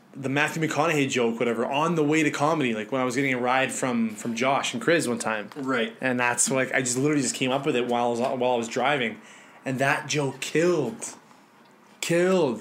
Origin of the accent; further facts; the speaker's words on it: Winnipeg, Manitoba, Canada; moved away; I'm from Winnipeg